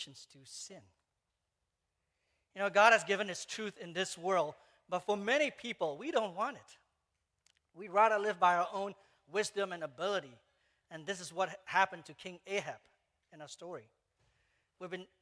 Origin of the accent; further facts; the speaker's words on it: Malaysia; moved away; I grew up in Malaysia